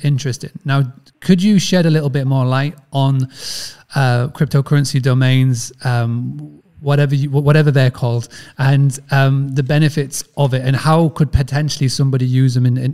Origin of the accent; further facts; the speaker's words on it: Yorkshire and the Humber, United Kingdom; accent: Yorkshire; my Yorkshire accent